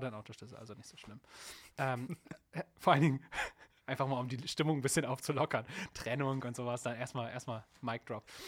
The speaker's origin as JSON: {"language": "German", "town": "Hambergen", "region": "Lower Saxony", "country": "Germany", "tie": "born or raised there", "also_born_or_lived": "Bremerhaven", "said": "ich komme ursprünglich aus Bremerhaven und bin aber ähm, mehr auf dem Dorf groß geworden. Ähm, Osterholz-Scharmbeck"}